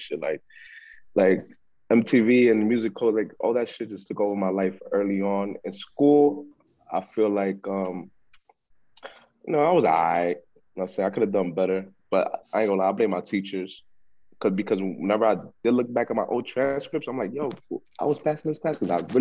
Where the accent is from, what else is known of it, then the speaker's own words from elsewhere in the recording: New York City, New York, United States; also born or lived in Harlem, New York / Queens, New York / Florida; I'm from the Bronx, New York. I was born in Harlem, in the Queens for like 2-3 years, and then been living in the Bronx ever since